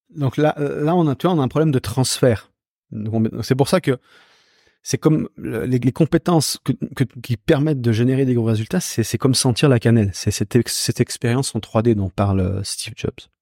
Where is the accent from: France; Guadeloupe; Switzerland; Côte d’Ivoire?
Switzerland; Moi, je suis né en Suisse